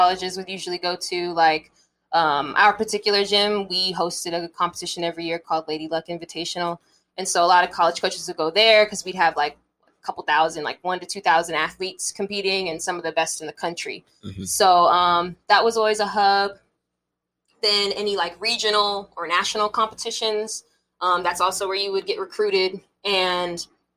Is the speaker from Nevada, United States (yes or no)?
yes; Las Vegas, Nevada, United States; moved away as an adult; also born or lived in Louisiana; I was born and raised in Vegas